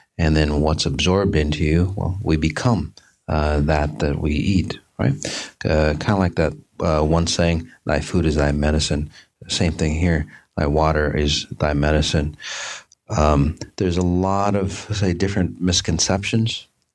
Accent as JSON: {"language": "English", "town": "Minneapolis", "region": "Minnesota", "country": "United States", "tie": "born or raised there", "said": "my hometown, Minneapolis, St. Paul area"}